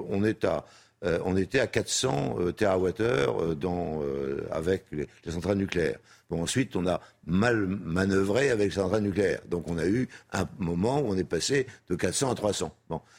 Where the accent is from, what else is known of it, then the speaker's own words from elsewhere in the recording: France; je suis français, j'ai envie de rester.